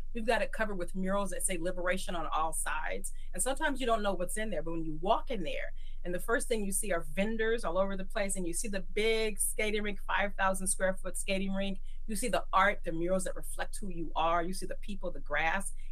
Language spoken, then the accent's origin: English; Oakland, California, United States; I'm born and raised in East Oakland